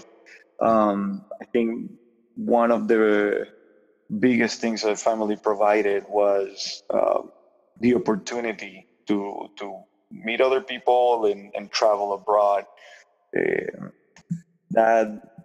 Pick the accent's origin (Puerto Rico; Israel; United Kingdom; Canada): Puerto Rico; first language Spanish; English is a second language; now in Michigan, United States; I grew up in Puerto Rico. I was born there back in the 80s